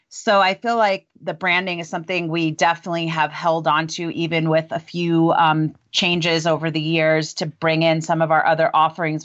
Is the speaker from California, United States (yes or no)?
no; Long Island, New York, United States; moved away as an adult; also born or lived in Memphis, Tennessee; now in Longmont, United States; I grew up in Long Island, New York, and went to pharmacy school there